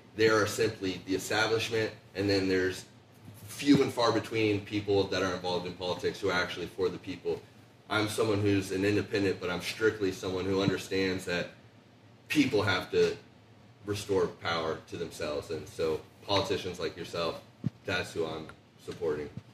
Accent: Licking County, Ohio, United States; also born or lived in Columbus, Ohio; I uh, just moved to Columbus in April from uh, Licking County, so I'm born and bred in Ohio, but uh, new to Columbus.

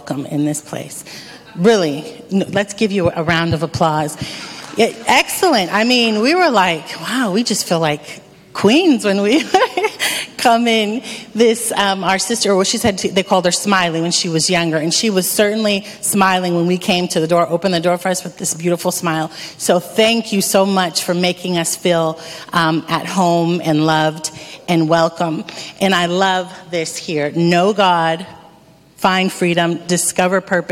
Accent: Erie, Pennsylvania, United States; moved away as an adult; also born or lived in Dominican Republic; I am from Erie, Pennsylvania, born and raised

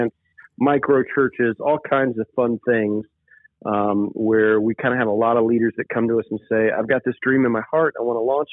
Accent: Ohio, United States; moved away; I'm from Ohio.

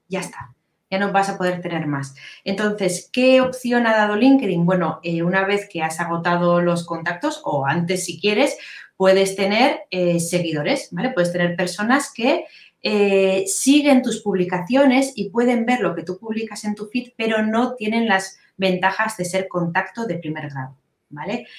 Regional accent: Biscay, Basque Country, Spain; soy de, de Vizcaya, del norte de España

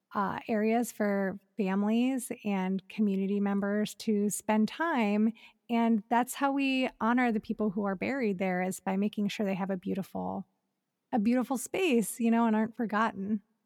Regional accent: Elyria, Ohio, United States; moved away as an adult; now in Los Angeles, United States; growing up in Ohio

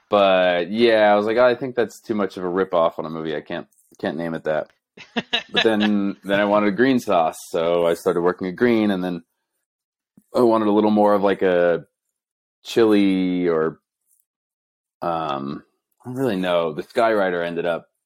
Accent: New Jersey, United States; moved away as an adult; also born or lived in Boulder, Colorado; now in Denver, United States; I grew up in New Jersey.

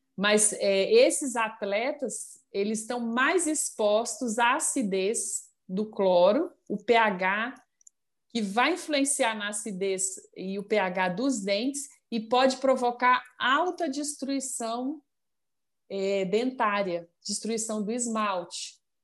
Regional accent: Minas Gerais, Brazil; accent: mineiro; moved away as an adult; now in Brasília, Brazil; o costume, o sotaque está sempre aí, né? O jeitinho é. do, do mineiro.

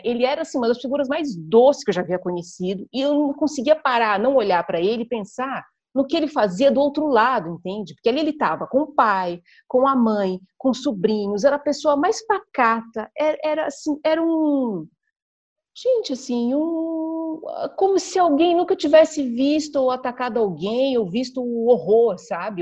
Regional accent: ABC Paulista, São Paulo, Brazil; eu fui criada no ABC Paulista, num conjunto habitacional

